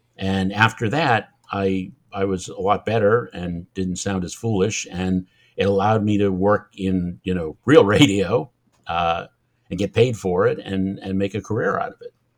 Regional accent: Massachusetts, United States; accent: Massachusetts; moved away as an adult; also born or lived in Long Island, New York; I'm from Massachusetts

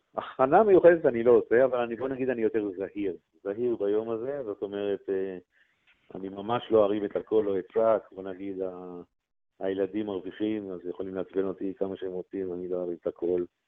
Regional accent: Israel; אנחנו ישראלים חמים

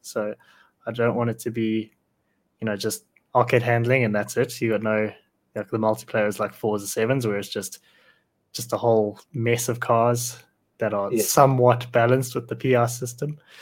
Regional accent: South Africa; I'm South African

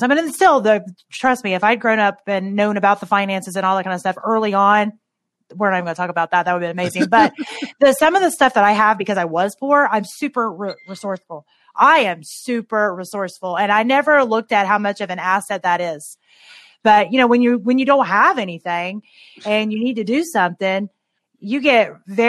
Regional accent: Tennessee, United States; moved away as an adult; now in Ohio, United States; I grew up in Tennessee-ish, but just from 7 until when I graduated. And I live in Ohio now.

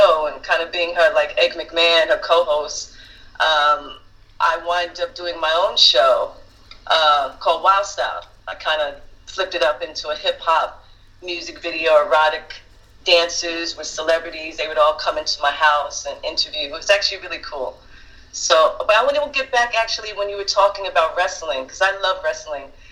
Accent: New York City, New York, United States; also born or lived in Bronx, New York; raised in Brooklyn and Harlem.

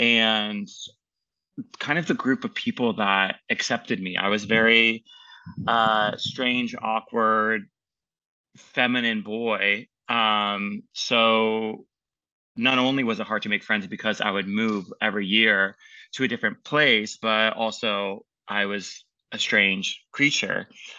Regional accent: Annapolis, Maryland, United States; I'm from Annapolis, Maryland. My dad is in the Navy, so he moves around a lot, but Annapolis, Maryland has the Naval Academy, so that was always kind of like home base and where we'd always end up.

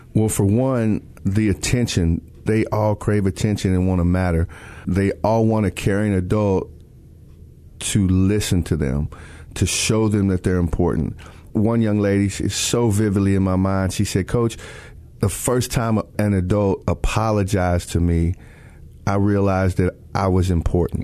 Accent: Texas, United States; I grew up in Texas.

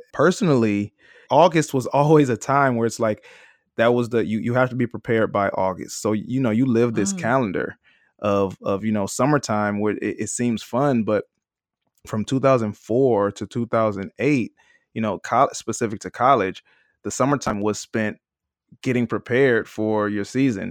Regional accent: Detroit, Michigan, United States; I'm from Detroit, Michigan.

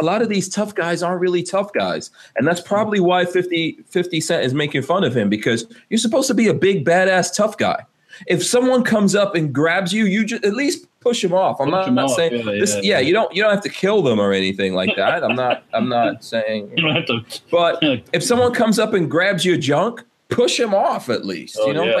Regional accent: Flint, Michigan, United States; I'm from Flint, Michigan. I've seen many young black men who were provoked into violence.

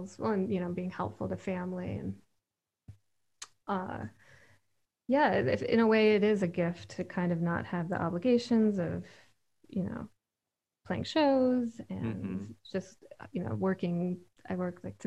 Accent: Michigan, United States; moved away as an adult; also born or lived in Philadelphia; I grew up in Michigan, but about 2 hours south of where I am now

